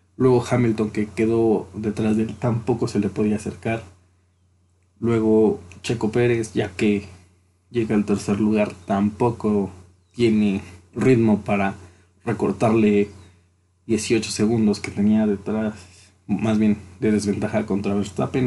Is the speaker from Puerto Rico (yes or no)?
no; Mexico